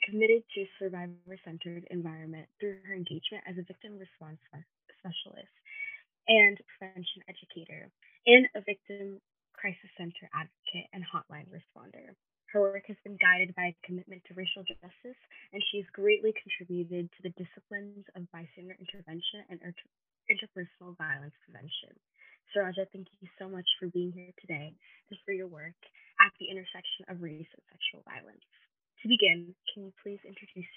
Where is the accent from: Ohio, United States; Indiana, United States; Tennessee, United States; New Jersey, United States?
New Jersey, United States; Hillsborough; I'm from Hillsborough, New Jersey